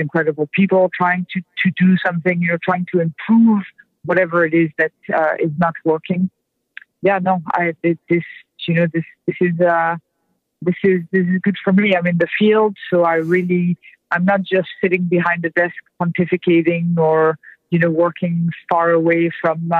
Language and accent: English; France; now in United States; I'm French to start. I'm not an American born person